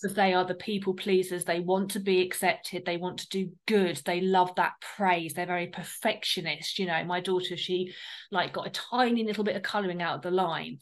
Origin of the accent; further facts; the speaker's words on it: United Kingdom; we're from the South. So there was a very like difference in our um, accents